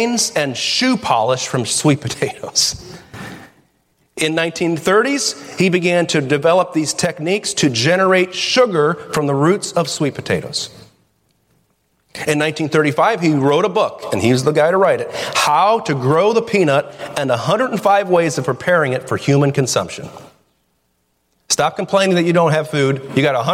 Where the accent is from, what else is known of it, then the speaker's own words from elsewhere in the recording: Toledo, Ohio, United States; we're from Toledo